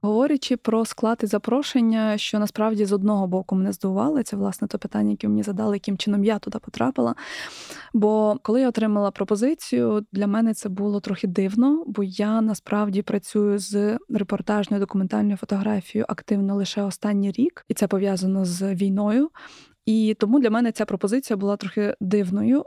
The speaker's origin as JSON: {"language": "Ukrainian", "country": "Ukraine", "said": "я з України"}